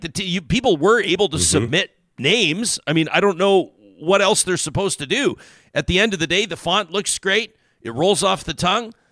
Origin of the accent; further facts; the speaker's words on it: Calgary, Alberta, Canada; I grew up in Calgary